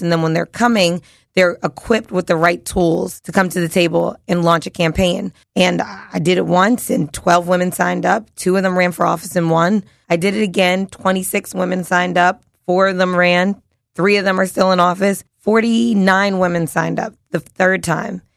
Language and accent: English; Philadelphia, Pennsylvania, United States; I'm a kid from South Philly